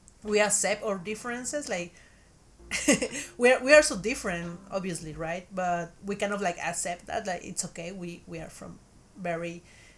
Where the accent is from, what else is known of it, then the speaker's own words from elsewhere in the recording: Mexico; first language Spanish; English is a second language; moved away; I'm Mexican